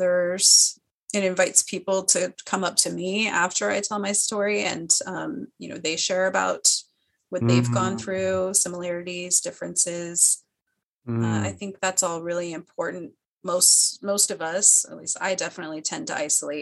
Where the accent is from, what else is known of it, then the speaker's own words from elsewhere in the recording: Phoenix, Arizona, United States; moved away as an adult; also born or lived in Missouri; now in San Diego, United States; I grew up in Phoenix